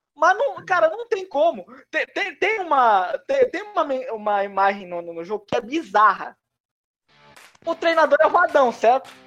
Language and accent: Portuguese; Brazil; nós, como brasileiros